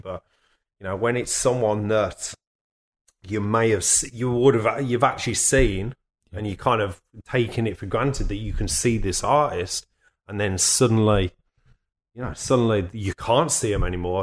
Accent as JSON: {"language": "English", "town": "Birmingham", "region": "West Midlands", "country": "United Kingdom", "moved": "yes", "said": "I'm from Birmingham"}